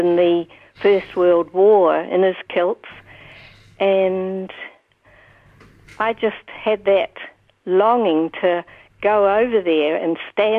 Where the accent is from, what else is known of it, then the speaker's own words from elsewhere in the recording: Dunedin, Otago, New Zealand; also born or lived in Timaru; I was born in Timaru, but we moved here when I was only 6 months old. So Dunedin has been my home.